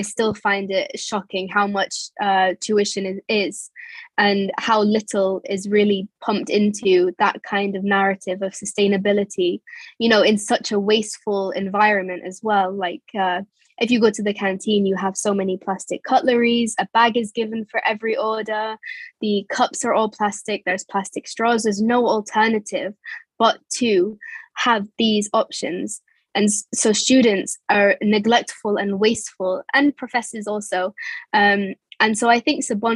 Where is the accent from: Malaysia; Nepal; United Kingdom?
United Kingdom; England; moved away; also born or lived in United Arab Emirates; growing up in England